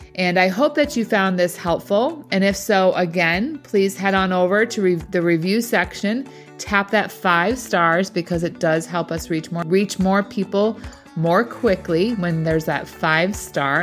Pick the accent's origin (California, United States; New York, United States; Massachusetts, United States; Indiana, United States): Massachusetts, United States; Boston; accent: Boston; my Boston accent